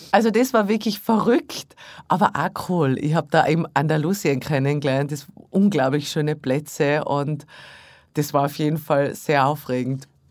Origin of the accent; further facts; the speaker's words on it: Tyrol, Austria; moved away; My Hausberg in Tirol